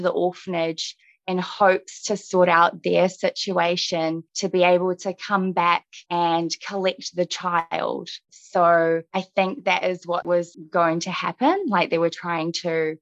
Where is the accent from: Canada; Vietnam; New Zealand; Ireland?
New Zealand; born or raised there; also born or lived in Russia